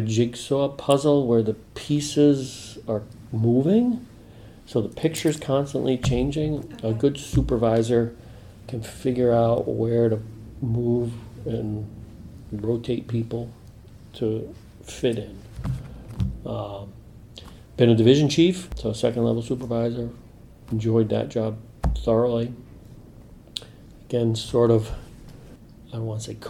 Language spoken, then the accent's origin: English; New England, United States; I grew up in New England